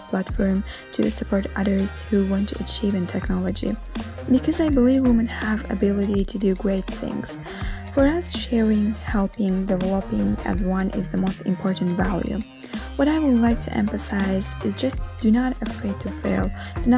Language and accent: English; Azerbaijan; now in Rome, Italy; Although I'm living in Rome originally, I am from Azerbaijan